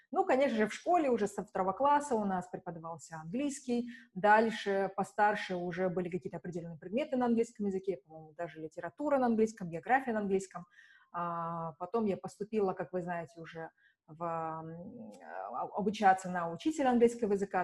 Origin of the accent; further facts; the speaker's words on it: Shymkent, Kazakhstan; moved away as an adult; also born or lived in Budapest; в моем родном городе, в Шимкенте